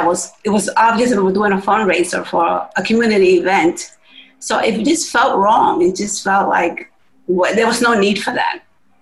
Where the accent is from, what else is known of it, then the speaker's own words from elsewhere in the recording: New York, United States; now in Virginia, United States; I come from New York, so it's a whole different mindset, even though it's called a melting pot.